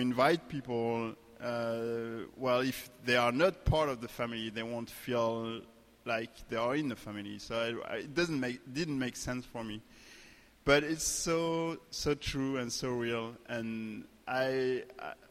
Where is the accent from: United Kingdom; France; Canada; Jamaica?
France; English is a second language; moved away as an adult; now in United States; we came from France, like Flora said, different country, different culture, different language.